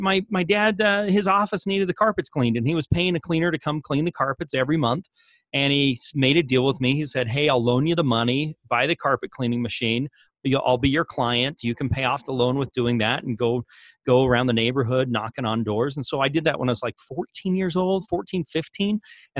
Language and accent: English; Australia; accent: Australian; now in Salt Lake City, United States; Aussie accent makes my bio sound even better than it is.